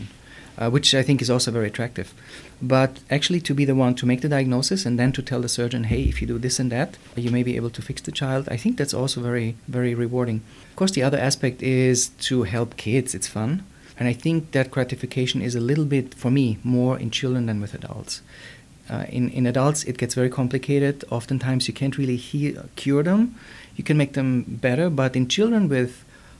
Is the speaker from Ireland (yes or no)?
no; Germany; moved away as an adult; now in United States; I was born and raised in Germany.